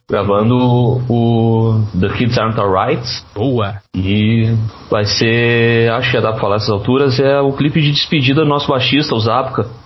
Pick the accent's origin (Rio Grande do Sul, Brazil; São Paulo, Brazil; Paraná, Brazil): Rio Grande do Sul, Brazil; Novo Hamburgo; Isso, isso. Sou de Novo Hamburgo, exatamente.